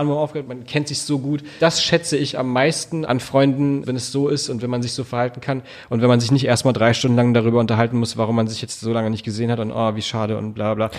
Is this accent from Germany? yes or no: yes; Berlin, Germany; also born or lived in Hamburg; ich bin in Charlottenburg geboren. Ich habe in Wilmersdorf lange gewohnt